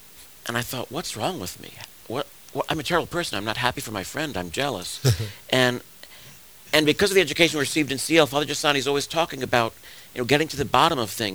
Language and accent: English; New York City, New York, United States; also born or lived in Long Island, New York / Manhattan, New York; I was born in the Bronx. The seminary I'm at now is a few miles away from where I was born. When I was 9, we moved out to Long Island, and I went to college there.